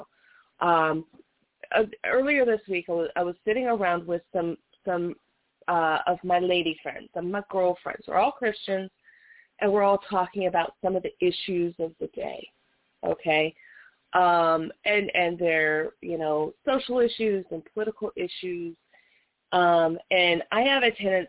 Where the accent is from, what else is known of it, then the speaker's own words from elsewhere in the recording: Las Vegas, Nevada, United States; I was born and raised in Las Vegas.